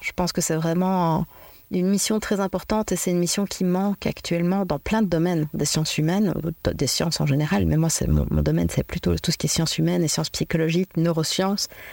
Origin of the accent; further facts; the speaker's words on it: Belgium; also born or lived in Liège; je suis belge, euh, d'origine belge et je vis en Belgique à Liège